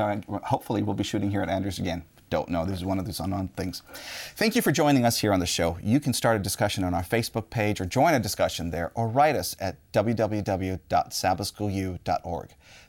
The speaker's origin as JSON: {"language": "English", "country": "India", "said": "I'm Indian"}